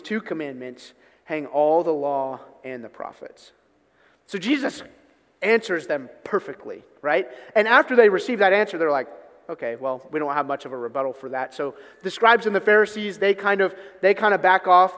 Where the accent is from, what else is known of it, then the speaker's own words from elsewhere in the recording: Newark, United States; I grew up in Newark, so if any of you are familiar with Newark, Nottingham Road is the road I grew up on